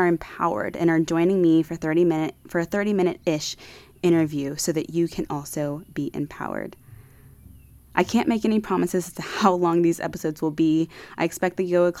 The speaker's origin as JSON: {"language": "English", "town": "Austin", "region": "Texas", "country": "United States", "tie": "born or raised there", "also_born_or_lived": "Houston, Texas / Virginia", "moved": "as an adult", "lives_now": "Costa Rica", "said": "I was born in Houston, Texas, raised in Austin, Texas"}